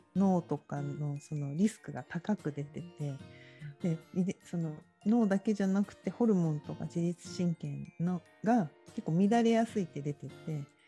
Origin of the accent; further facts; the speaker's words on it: Tokyo, Japan; 私もなんか江戸っ子だから汚い言葉とか 言っちゃうんですけど